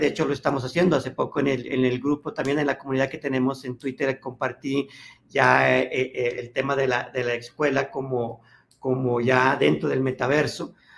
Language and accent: Spanish; Colombia